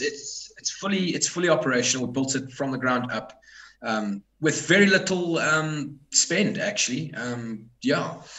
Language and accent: English; South Africa; I'm from South Africa.